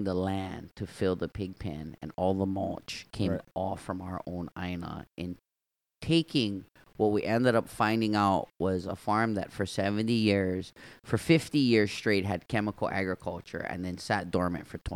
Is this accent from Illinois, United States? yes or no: no; Waianae, Hawaii, United States; growing up in Waianae, I was influenced by these farmers and my grandpa